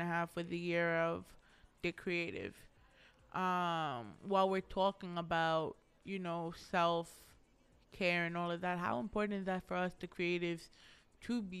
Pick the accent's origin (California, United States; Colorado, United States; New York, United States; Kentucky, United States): New York, United States; New York City; I'm that New Yorker that doesn't go to the ball drop